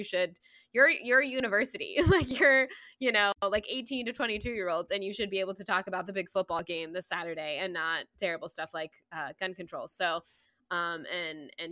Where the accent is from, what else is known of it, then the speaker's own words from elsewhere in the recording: Florida, United States; moved away as an adult; now in Georgia, United States; I was born and raised in Florida. Okay, I lived in Florida for over 30 years